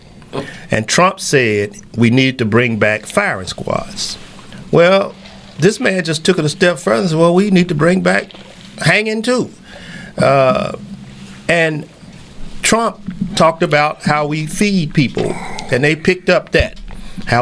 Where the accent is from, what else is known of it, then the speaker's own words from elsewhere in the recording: Memphis, Tennessee, United States; I'm from Memphis.